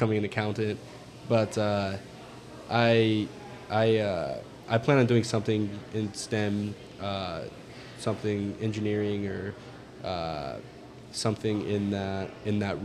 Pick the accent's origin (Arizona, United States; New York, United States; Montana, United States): Montana, United States; I'm from Montana